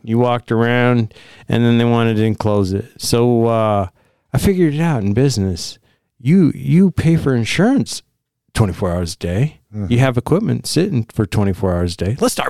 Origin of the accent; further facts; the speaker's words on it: Spokane, Washington, United States; I grew up here in Spokane, but I went over there 4 times the money for the same work.